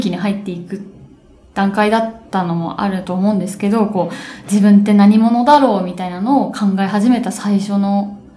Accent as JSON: {"language": "Japanese", "country": "Japan", "first_language": "Japanese", "said": "母国語はやはり日本語なんですね私で一番そう"}